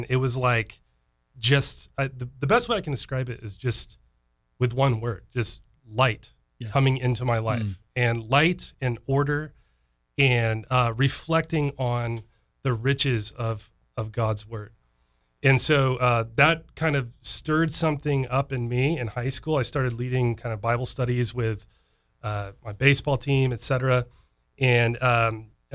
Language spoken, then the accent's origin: English; Jacksonville, Florida, United States; Grew up here in Jacksonville